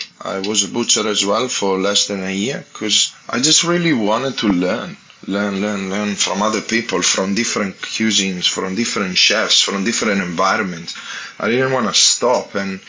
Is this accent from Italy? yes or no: yes; Italy; English is a second language; I'm coming from Italy, like, I don't even know what that thing is.